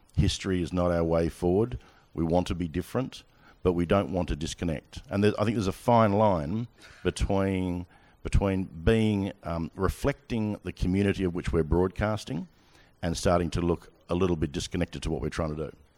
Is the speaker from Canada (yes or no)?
no; Australia; moved away as an adult; now in United Kingdom; I'm Australian.